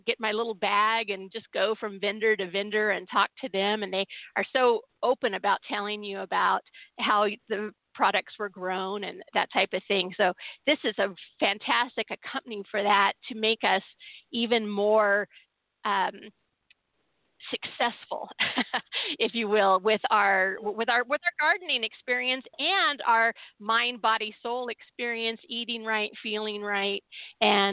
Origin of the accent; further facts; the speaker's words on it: San Diego, California, United States; now in Seattle, United States; I was born and raised in San Diego, and then I'm a transplant from Seattle